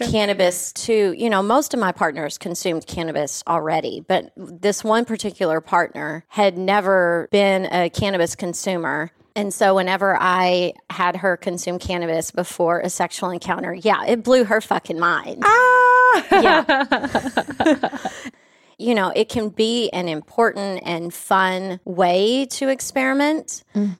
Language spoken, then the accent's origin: English; West Texas, United States; a country girl from West Texas